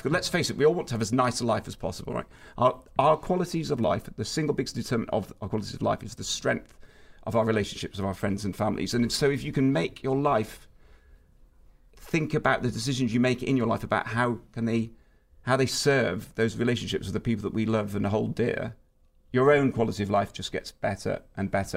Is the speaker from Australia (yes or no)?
no; United Kingdom; as a British person